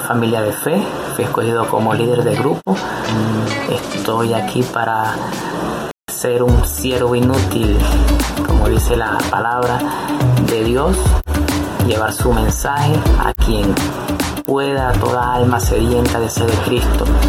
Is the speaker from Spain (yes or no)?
no; Venezuela; soy de Venezuela